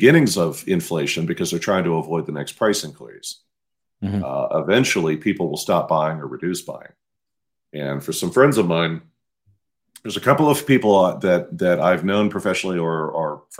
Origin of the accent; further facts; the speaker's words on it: Midwest, United States; moved away; I'm from the Midwest